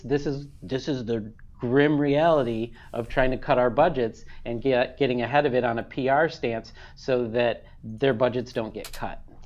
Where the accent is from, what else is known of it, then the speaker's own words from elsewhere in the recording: Michigan, United States; now in California, United States; I'm from Michigan, which is tectonically stable.